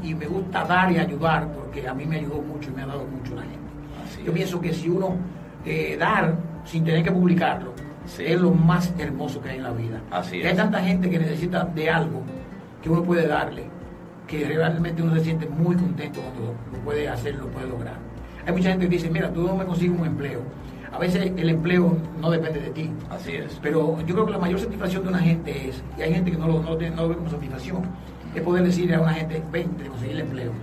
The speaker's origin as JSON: {"language": "Spanish", "town": "Villa Altagracia", "region": "San Cristóbal", "country": "Dominican Republic", "tie": "born or raised there", "also_born_or_lived": "Cibao / Santiago", "moved": "yes", "lives_now": "Santo Domingo, Dominican Republic", "said": "nací en Santo Domingo, pero porque mi mamá vino aquí a Santo Domingo a dar a luz. Nosotros nos criamos en mi familia en el norte y yo principalmente en Villa Altagracia"}